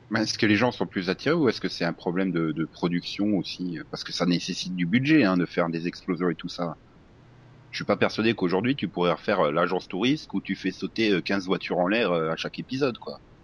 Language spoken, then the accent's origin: French; France; on est français